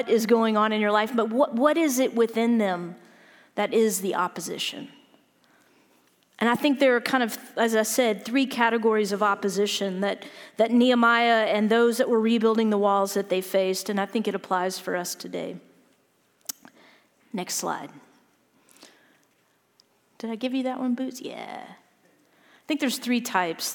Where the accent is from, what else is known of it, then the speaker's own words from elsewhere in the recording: Louisiana, United States; I'm from Louisiana